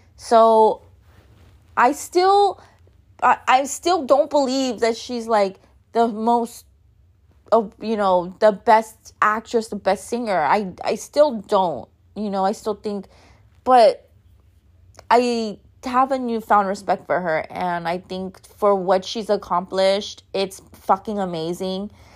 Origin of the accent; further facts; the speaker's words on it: Los Angeles, California, United States; a Mexican-American, Chicana, born and raised in East Los Angeles